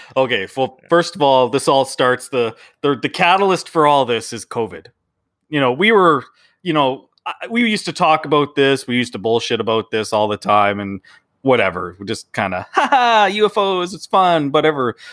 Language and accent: English; Canada; we're Canadian